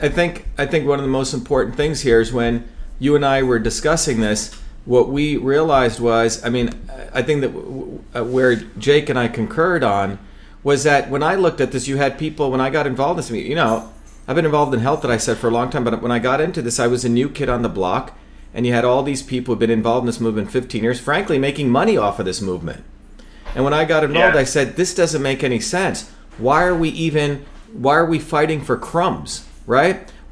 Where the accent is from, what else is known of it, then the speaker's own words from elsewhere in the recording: India; moved away as an adult; now in Massachusetts, United States; But I'm an untouchable from India. We don't care about that. I came to America because we're not supposed to have an aristocracy.